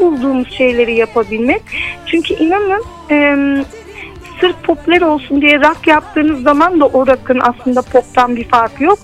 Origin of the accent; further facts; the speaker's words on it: Turkey; ben e, bu, bu topraklarda büyüdüm, bu coğrafyada yaşadım